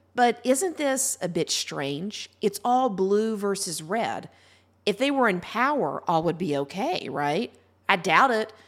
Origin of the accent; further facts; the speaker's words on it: Ohio, United States; my home state of Ohio